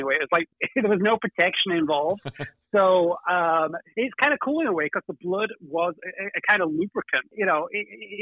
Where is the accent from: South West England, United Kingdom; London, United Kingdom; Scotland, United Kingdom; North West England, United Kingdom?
North West England, United Kingdom; Manchester; I'm from Manchester